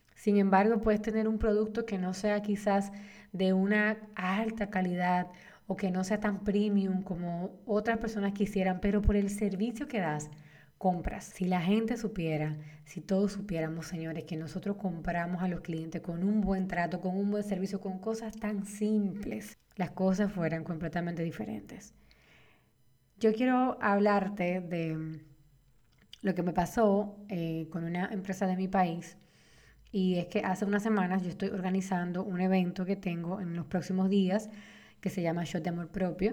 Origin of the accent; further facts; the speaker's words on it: Dominican Republic; En mi país, República Dominicana